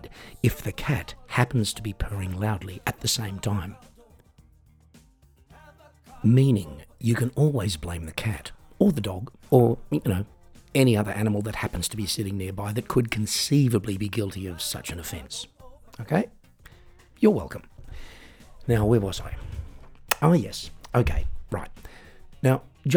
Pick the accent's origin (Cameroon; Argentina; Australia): Australia; now in Germany; I'm an Australian singer-songwriter, piano entertainer, comedian and podcaster, currently living in Germany